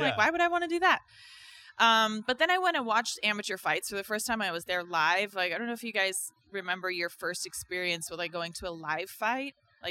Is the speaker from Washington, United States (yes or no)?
yes; Tacoma, Washington, United States; So I was born in Tacoma, Washington. {S0} Okay. {S2} I grew up there as a, I don't know, outdoorsy sort of tomboy girl.